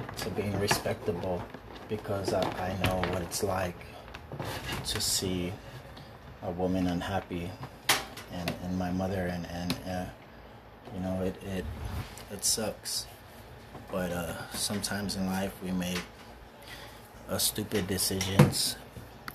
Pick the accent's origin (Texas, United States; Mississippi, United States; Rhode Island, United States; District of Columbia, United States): Texas, United States; San Antonio; we lived in the projects for about 7-8 years here. We live in San Antonio, Texas.